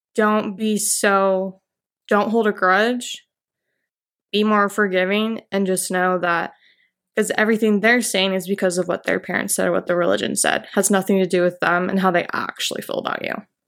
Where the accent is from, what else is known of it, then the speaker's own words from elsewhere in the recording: Orem, Utah, United States; I grew up in Utah County, Orem, Provo area as a child